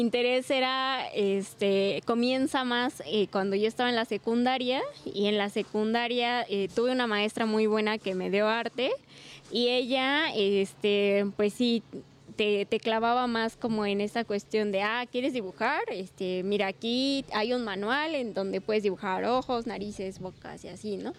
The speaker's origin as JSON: {"language": "Spanish", "town": "Pachuca", "region": "Hidalgo", "country": "Mexico", "tie": "born or raised there", "moved": "as an adult", "lives_now": "Tulancingo, Mexico", "said": "Yo soy originaria de Pachuca"}